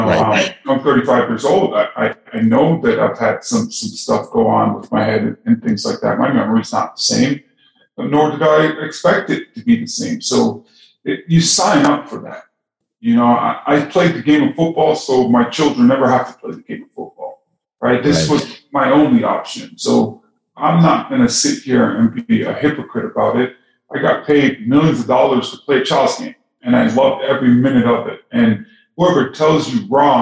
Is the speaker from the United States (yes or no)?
no; Toronto, Ontario, Canada; I grew up in Toronto, Canada.